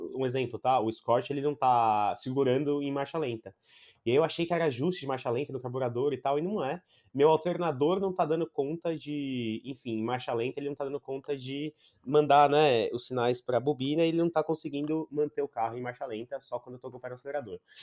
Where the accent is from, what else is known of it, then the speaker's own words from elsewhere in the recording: Brazil; quando eu era moleque, aqui no Brasil